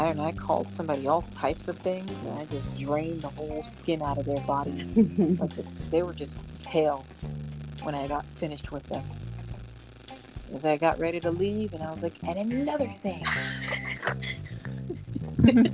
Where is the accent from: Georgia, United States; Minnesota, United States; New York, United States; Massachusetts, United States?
Massachusetts, United States; I'm from Massachusetts.